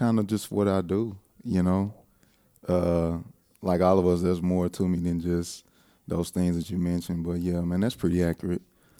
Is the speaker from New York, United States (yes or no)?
no; Lake Charles, Louisiana, United States; born there; Man, I was born in Lake Charles, Louisiana in 1981.